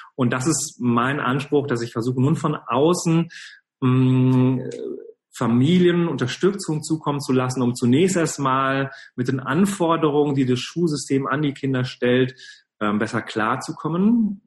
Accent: Cologne, North Rhine-Westphalia, Germany; Ich komme genau aus Köln

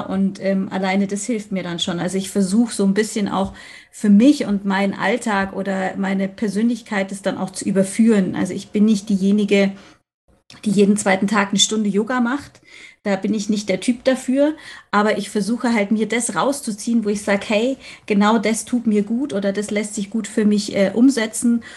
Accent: Munich, Bavaria, Germany; Ich komme aus München. Ich wohne auch hier im wunderschönen Schwabing.

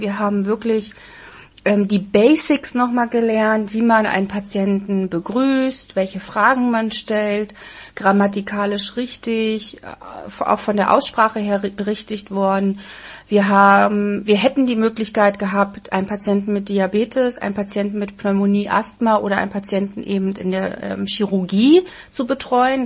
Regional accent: Berlin, Germany; wir kommen eigentlich aus der Hauptstadt

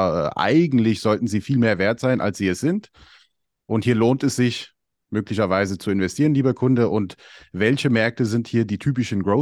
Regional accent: Albania; ich komme ja selber aus Albanien und ich kann auch sagen, wir haben Qualitätswein bei uns

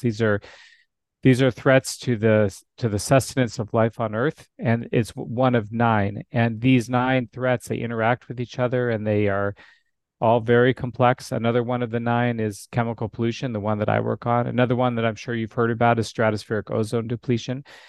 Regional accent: Alaska, United States; now in Arizona, United States; And I grew up in Alaska. So I was born and raised in Alaska.

